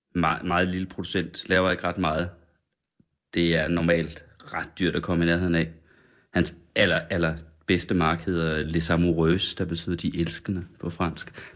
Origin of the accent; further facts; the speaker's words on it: Sønder Felding, West Jutland, Central Denmark Region, Denmark; now in Copenhagen, Denmark; Sønder Fælling i Vestjylland, den lille landsby, hvor jeg kommer fra